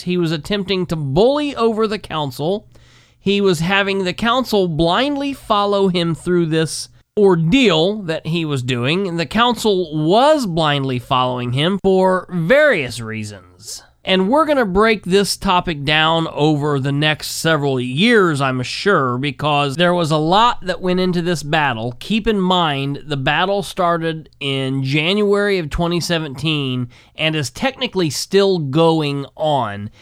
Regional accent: Winchester, Indiana, United States; my hometown in Winchester

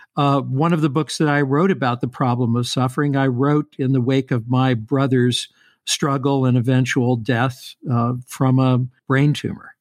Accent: Louisville, Kentucky, United States; I grew up in Louisville.

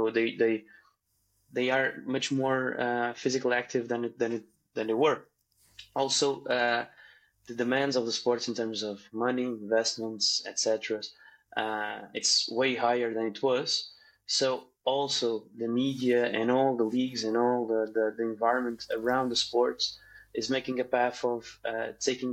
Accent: Portugal; I'm a physiotherapist from Portugal

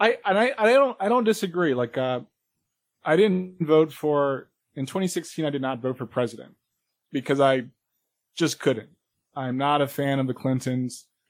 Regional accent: New York, United States; I'm a New Yorker.

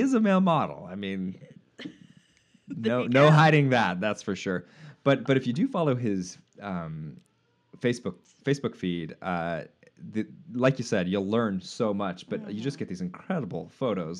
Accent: United States

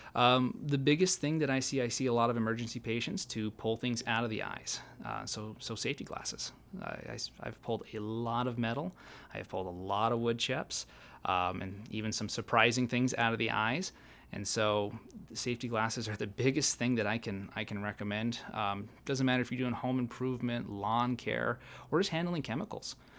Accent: Malta, Montana, United States; also born or lived in Bozeman, Montana / Oregon / Fairbanks, Alaska / Helena, Montana; I'm originally from Montana, uh, s, born and raised in Malta

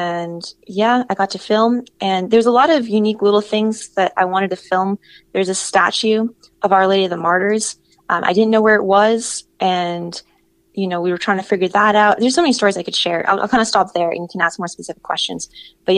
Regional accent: Boston, Massachusetts, United States; moved away as an adult; now in Texas, United States; I'm actually from Boston, Massachusetts originally, but I had moved down here

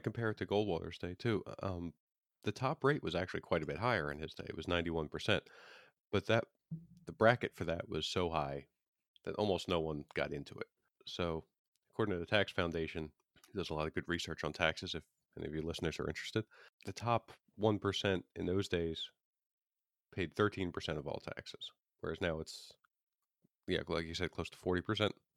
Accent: Pennsylvania, United States; my home state, Pennsylvania

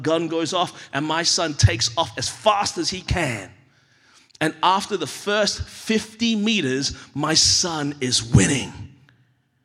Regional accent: Australia; moved away as an adult; now in United States; We moved here 7 years ago. My wife and I have held on to our Australian-ness

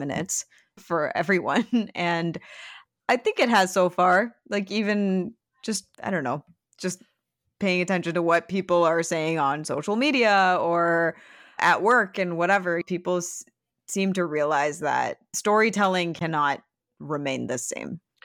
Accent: Michigan and Ohio, Midwest, United States; born or raised there

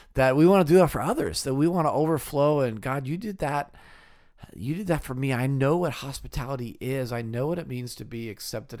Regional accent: California, United States; moved away as an adult; also born or lived in Wheaton, Illinois; I grew up in California

